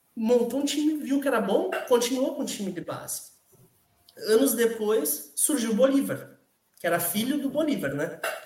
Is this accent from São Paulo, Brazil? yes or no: no; Venâncio Aires, Rio Grande do Sul, Brazil; born or raised there; also born or lived in Porto Alegre